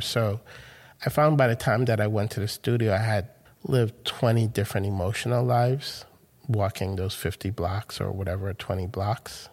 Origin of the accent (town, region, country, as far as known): New York City, New York, United States; born or raised there; moved away as an adult; also born or lived in Caracas, Venezuela / Grenada; now in United Kingdom